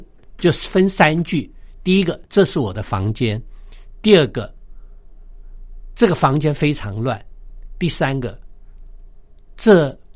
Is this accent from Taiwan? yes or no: no; China; 从我们中国人的角度来讲，中国人以前常常讲说“棒下出孝子”